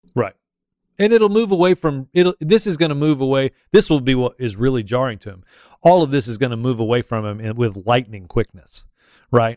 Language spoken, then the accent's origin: English; Auburn, Alabama, United States; I'm from Auburn